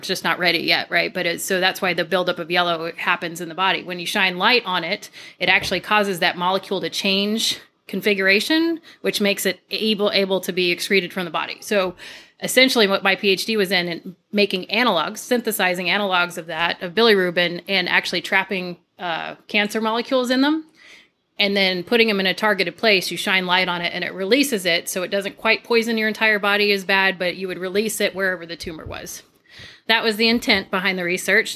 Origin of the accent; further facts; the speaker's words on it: south of Tucson, Arizona, United States; moved away as an adult; also born or lived in Flagstaff, Arizona / Reno, Nevada / Minnesota / California; now in Texas, United States; I grew up in Arizona, south of Tucson, which is almost near Mexico